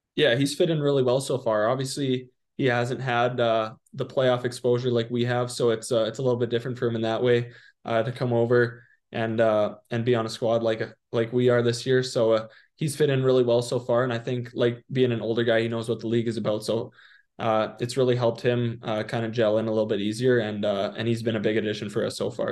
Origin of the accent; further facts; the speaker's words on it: Prince Albert, Saskatchewan, Canada; now in Portland, United States; Prince Albert, my hometown